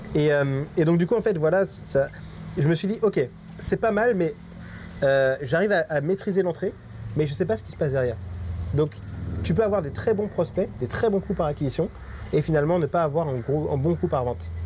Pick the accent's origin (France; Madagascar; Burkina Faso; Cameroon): France; now in Mauritius; qu'entre nous, qu'entre Français